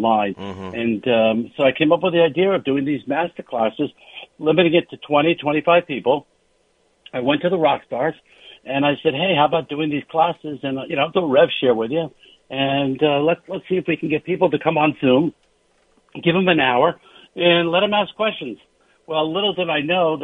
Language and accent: English; New York, United States; moved away as an adult; now in Los Angeles, United States; as a New Yorker